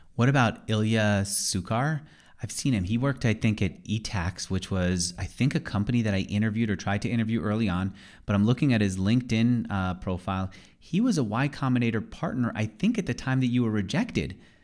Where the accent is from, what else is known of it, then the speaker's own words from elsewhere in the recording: New York, United States; moved away as an adult; now in Austin, United States; I grew up in New York, and I really didn't believe that people could see the stars for most of my childhood.